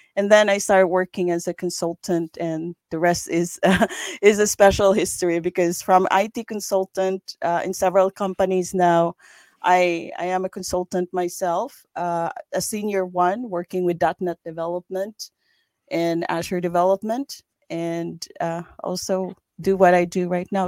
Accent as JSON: {"language": "English", "country": "Philippines", "tie": "born or raised there", "moved": "as an adult", "lives_now": "Sweden", "said": "I grew up in the Philippines"}